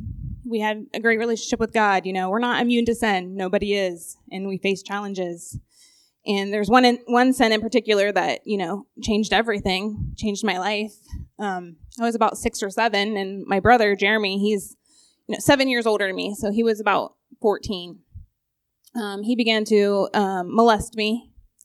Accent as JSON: {"language": "English", "town": "Newark", "country": "United States", "tie": "born or raised there", "said": "I grew up here in Newark"}